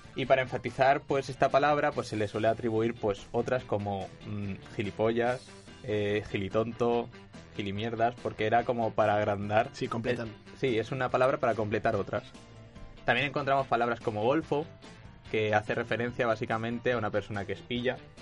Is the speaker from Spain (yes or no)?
yes; Valencian Community, Spain; yo siendo valenciano